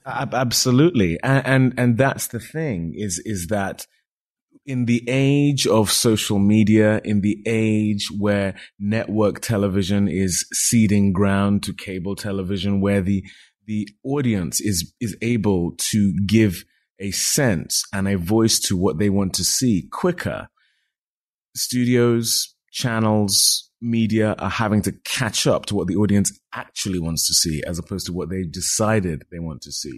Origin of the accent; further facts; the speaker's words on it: United Kingdom; I'm a British actor of Nigerian descent